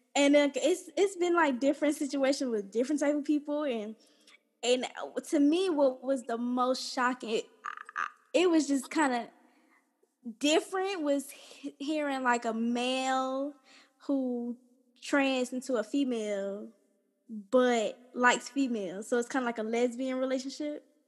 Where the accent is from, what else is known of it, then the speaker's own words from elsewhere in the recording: College Park, Georgia, United States; I grew up here in College Park, Georgia, my whole life